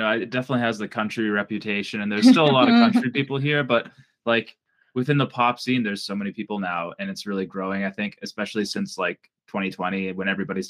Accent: Boston, Massachusetts, United States; moved away as an adult; now in Nashville, United States; I'm originally from like the Boston area. I grew up in like the suburbs north of the city.

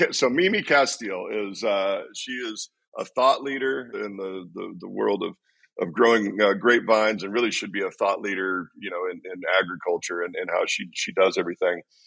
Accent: Washington, United States; moved away; my home, my hometown and my home state

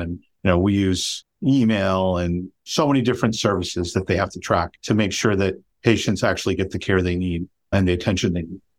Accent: Chicago, Illinois, United States; moved away as an adult; also born or lived in Pennsylvania; now in Los Gatos, United States; I'm originally from Chicago, went to college and med school in Pennsylvania, and came back to Chicago to do my residency

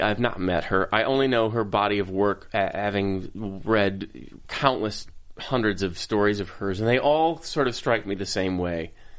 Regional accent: Minnesota, United States; I couldn't get any whiter. I'm from Minnesota

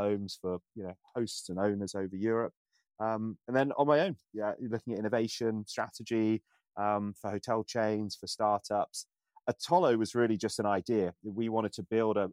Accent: Isle of Wight, South East England, United Kingdom; moved away; I grew up on the Isle of Wight, which you can't get away from tourism

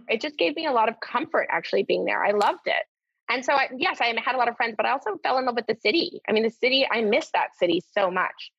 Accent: Newport Beach, California, United States; moved away as an adult; also born or lived in London / New York; now in Los Angeles, United States; growing up in Newport Beach, which is a gorgeous town to grow up

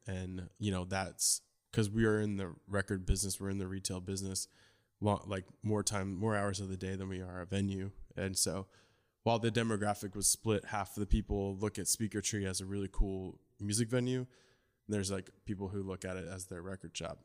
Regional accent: New Jersey, United States; I grew up in New Jersey

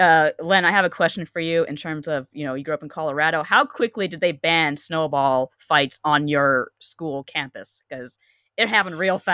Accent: Canada; growing up in Canada.

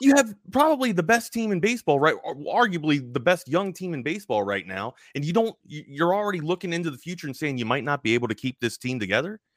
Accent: Baltimore, Maryland, United States; moved away as an adult; also born or lived in Hawaii; I'm from the East Coast originally, uh, Baltimore, Maryland, grew up there

